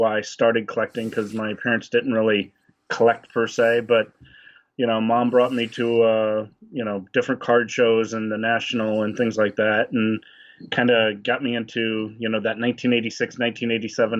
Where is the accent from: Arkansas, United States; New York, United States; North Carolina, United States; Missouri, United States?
Missouri, United States; St. Louis; growing up in St. Louis